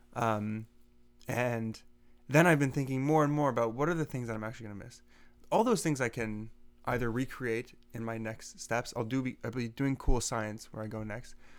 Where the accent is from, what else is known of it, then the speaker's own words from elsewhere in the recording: Seattle, Washington, United States; moved away; I'm from Seattle